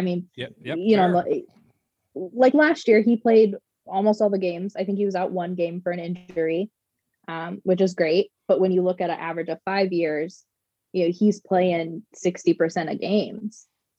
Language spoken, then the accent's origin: English; Colorado, United States; So I'm originally from Colorado, born and raised. My mom's side of the family is actually from Wisconsin.